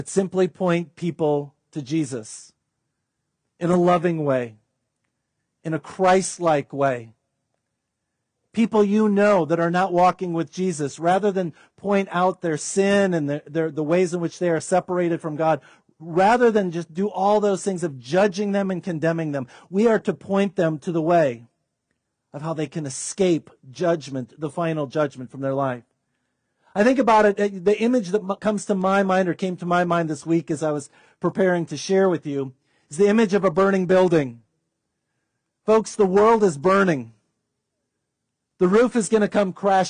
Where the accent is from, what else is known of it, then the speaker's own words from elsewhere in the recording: United States; us as wealthy, healthy Americans